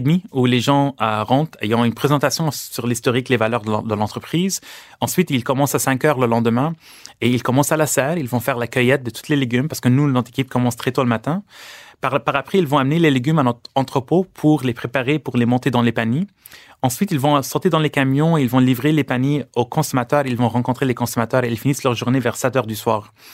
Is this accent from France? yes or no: no; Lebanon; born or raised there; now in Canada